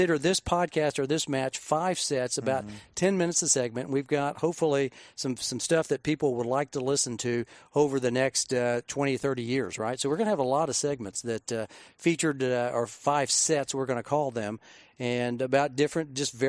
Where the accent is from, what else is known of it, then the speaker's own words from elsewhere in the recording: Oklahoma City, Oklahoma, United States; moved away as an adult; now in Texas, United States; I was born and raised in Oklahoma